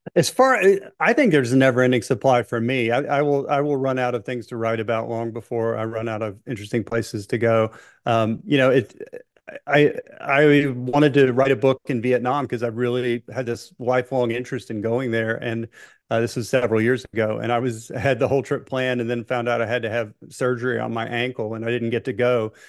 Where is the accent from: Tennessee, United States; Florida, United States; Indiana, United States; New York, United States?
Tennessee, United States; Memphis; also born or lived in Miami; I was born in Memphis and I live, as the crow flies, I live now about a mile from, you know, the house that I was brought home from the hospital